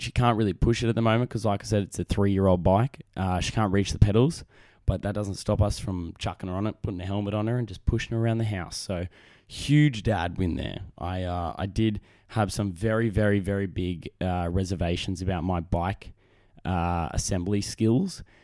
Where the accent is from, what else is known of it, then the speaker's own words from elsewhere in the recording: Australia; accent: Australian; my great Australian accent. 'cause I'm a man from down under